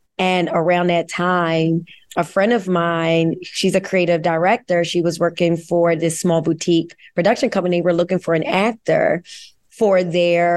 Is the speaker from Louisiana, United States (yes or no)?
no; Philadelphia, Pennsylvania, United States; I'm born and raised in Philadelphia, grew up uptown, still live uptown